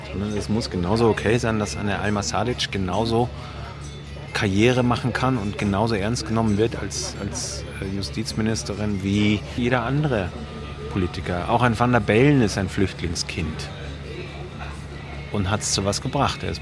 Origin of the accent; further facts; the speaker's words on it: Baden-Württemberg, Germany; now in Vienna, Austria; Heute wird geschimpft über die Russlanddeutschen in meiner Heimat, wo ich herkomme, auf der Schwäbischen Alb.